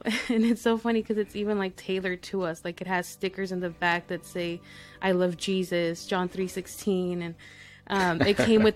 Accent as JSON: {"language": "English", "town": "El Paso", "region": "Texas", "country": "United States", "tie": "born or raised there", "also_born_or_lived": "Mexico", "said": "So I'm from Texas. I was born in El Paso, Texas."}